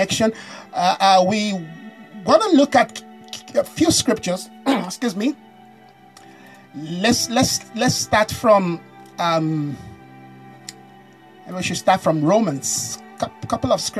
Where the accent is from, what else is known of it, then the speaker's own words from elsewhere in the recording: Nigeria; I'm a Nigerian